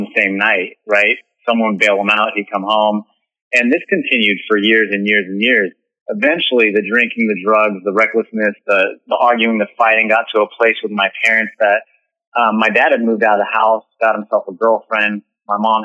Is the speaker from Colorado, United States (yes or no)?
no; Northern California, United States; I'm originally from Northern California, and I was birthed from a woman who didn't have the dad around.